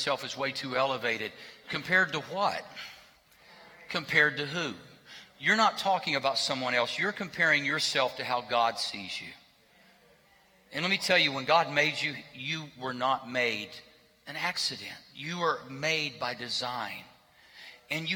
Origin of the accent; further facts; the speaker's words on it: Berry Hill, United States; grew up in Berry Hill